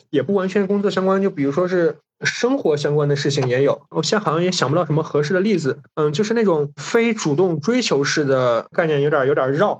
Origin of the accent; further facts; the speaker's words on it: Hancheng, Shaanxi, China; 我是在韩城出生的嘛，然后韩城特产不是什么大红袍花椒